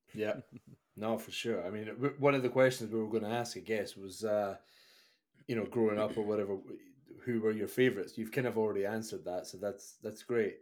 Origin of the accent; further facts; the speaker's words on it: Scotland, United Kingdom; a guy growing up in Scotland